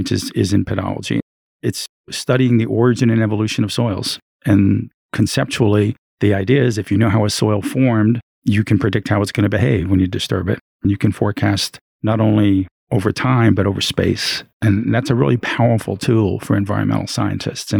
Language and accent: English; New York, United States; moved away as an adult; now in Colorado, United States; I was originally from New York, and as a teenager, became sort of involved in the whole Earth Day movement